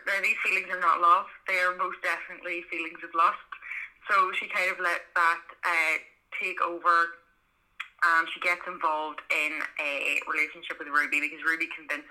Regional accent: County Monaghan, Ireland; accent: Belfast; now in Belfast, United Kingdom; I'm actually from the south, so I'm from Monaghan, which is a place that nobody's ever heard of, but I have lived in Belfast for about 15 years, and have now got like kind of a Belfast accent.

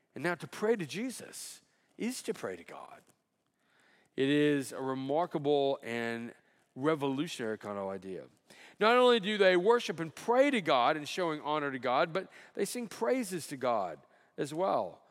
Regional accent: Alabama, United States; moved away; I grew up in Alabama

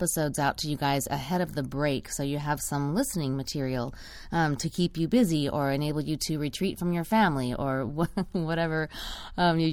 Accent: Texas, United States; moved away; also born or lived in Austin, Texas; I also am originally from Texas

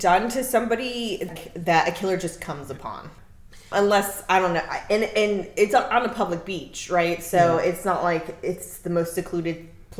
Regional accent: Florida, United States; Because we're from Florida.

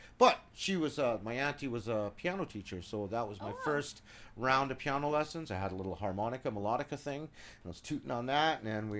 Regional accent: Lusaka, Lusaka Province, Zambia; moved away; also born or lived in Southern Rhodesia (Zimbabwe) / South Africa / England; I was born there, and we moved to Lusaka, Zambia, which is a city about size of here.

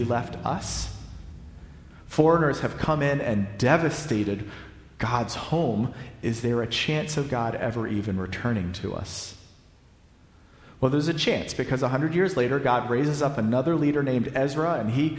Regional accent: the South, United States; I'm a Southerner.

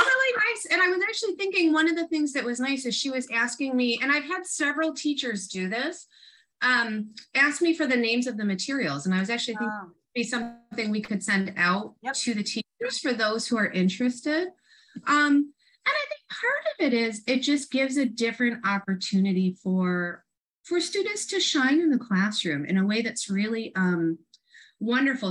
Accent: Rochester, New York, United States; moved away as an adult; also born or lived in Syracuse, New York; now in Southern California, United States; I'm from Rochester and went to graduate school in Syracuse

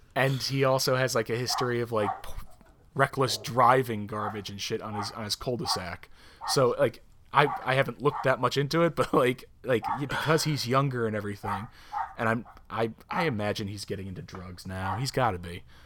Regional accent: near Albany, Upstate New York, United States; moved away; we're from right near Albany

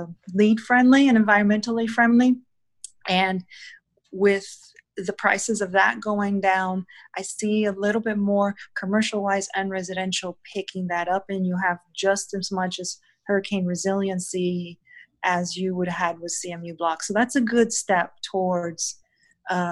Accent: Miami, Florida, United States; also born or lived in Homestead, Florida; now in Fort Myers, United States; I was born and raised down in Miami, Homestead, Florida

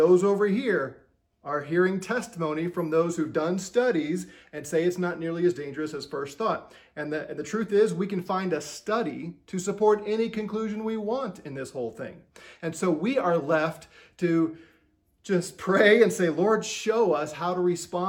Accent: Missouri, United States; I'm from Missouri. Missouri is the show me state.

